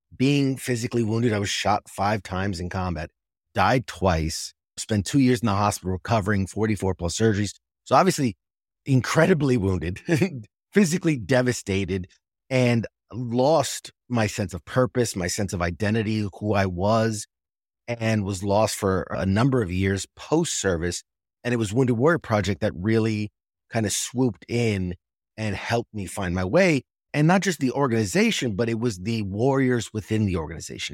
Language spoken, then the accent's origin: English; New York City, New York, United States; moved away; I'm originally from New York City, right there in Manhattan, and I was a senior in high school when nine eleven happened